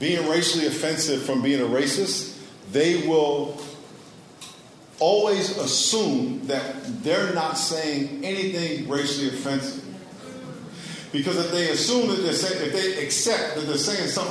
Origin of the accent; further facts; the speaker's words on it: New York, United States; moved away as an adult; also born or lived in Connecticut / California; I grew up in New York, and I went to school in Connecticut